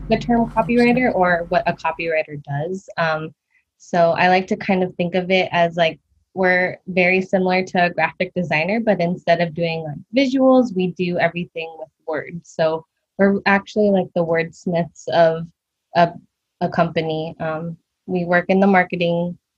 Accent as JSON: {"language": "English", "area": "Bay Area", "region": "California", "country": "United States", "tie": "born or raised there", "said": "I am born and raised in the Bay Area, California"}